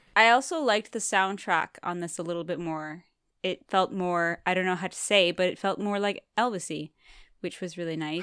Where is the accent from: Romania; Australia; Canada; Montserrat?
Canada; I'm from Canada, and you have to learn French in school